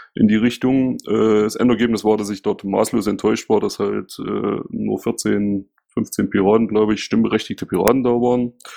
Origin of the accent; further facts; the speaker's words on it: Saxony, Germany; now in Ismaning, Germany; bin ein waschechter Ossi und neige zum Nuscheln